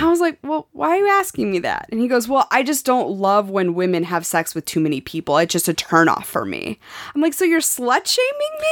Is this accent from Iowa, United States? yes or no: no; Montana, United States; moved away; growing up in Montana